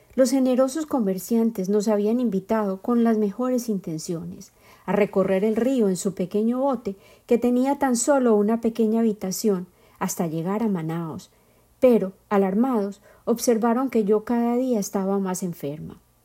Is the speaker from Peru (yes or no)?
no; Bogotá, Colombia; moved away; Llegué de la capital de mi tierra natal, Bogotá